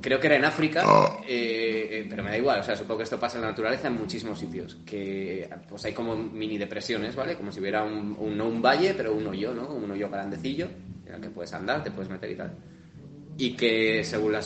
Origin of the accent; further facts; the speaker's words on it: Spain; yo como español de bandera y toro